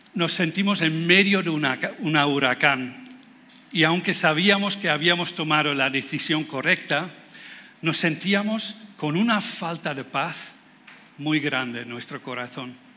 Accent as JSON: {"language": "Spanish", "country": "Netherlands", "second_language": "Spanish", "moved": "as an adult", "lives_now": "Spain", "said": "yo soy holandés, por eso suena un poco raro"}